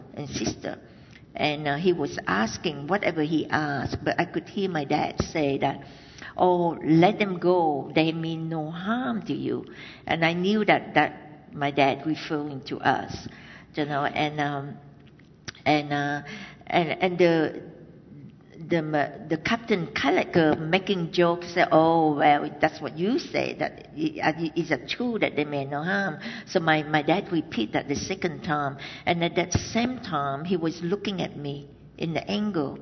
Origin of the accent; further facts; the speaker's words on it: Vietnam; moved away; I was born in Vietnam, in the South Vietnam, and that it was in 1968.